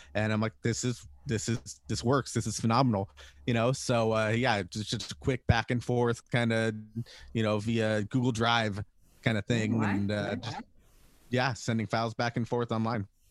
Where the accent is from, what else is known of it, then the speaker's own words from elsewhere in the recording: Salt Lake City, Utah, United States; now in San Diego, United States; we're not originally from uh, San Diego. We're originally from Utah, Salt Lake City.